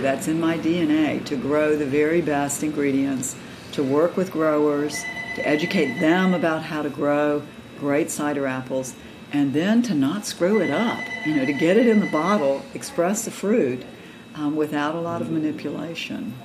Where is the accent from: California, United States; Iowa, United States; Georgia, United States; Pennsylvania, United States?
Georgia, United States; moved away as an adult; also born or lived in North Carolina; now in Virginia, United States; I grew up in Georgia um, and spent have spent most of my adult life in North Carolina and Virginia